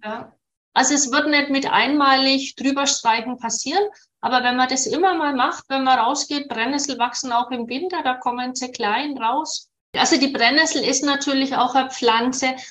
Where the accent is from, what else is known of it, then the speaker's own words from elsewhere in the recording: Nuremberg, Bavaria, Germany; in dem Klinikum bei uns in Nürnberg